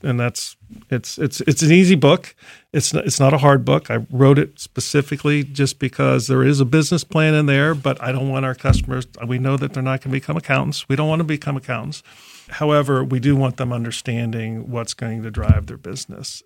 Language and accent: English; Columbus, Ohio, United States; also born or lived in Chicago; I grew up in Columbus, so I, I went to what's now Thomas Worthington before Worthington